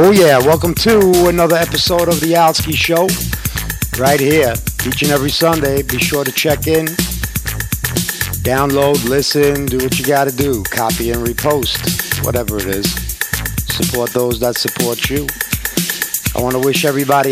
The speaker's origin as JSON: {"language": "English", "region": "New York", "country": "United States", "said": "I'm a New Yorker. I will always be a New Yorker."}